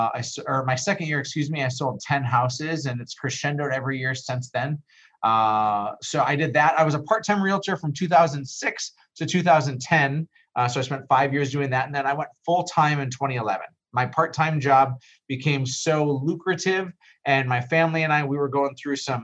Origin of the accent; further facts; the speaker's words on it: Fargo, North Dakota, United States; I grew up in Fargo, born and raised.